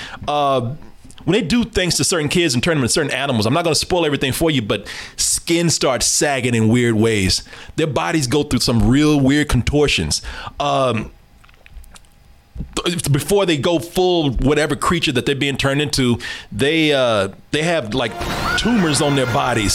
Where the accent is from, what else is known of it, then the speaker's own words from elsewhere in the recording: the South, United States; I was born here in the South, raised in the South